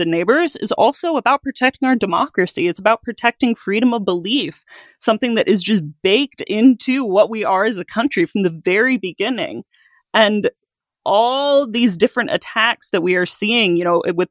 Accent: Midwest, United States; moved away; growing up in the Midwest in a very conservative area

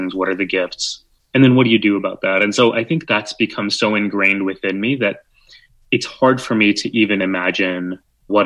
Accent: San Antonio, Texas, United States; born or raised there; now in New York City, United States

